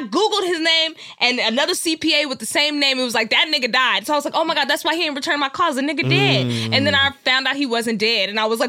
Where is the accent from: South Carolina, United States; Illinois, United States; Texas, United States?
Texas, United States; Dallas; Dallas, Texas.